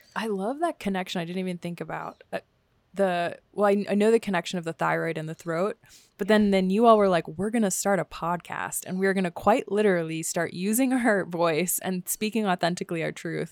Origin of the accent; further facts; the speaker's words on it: Washington, District of Columbia, United States; moved away; I grew up next to in Washington, D C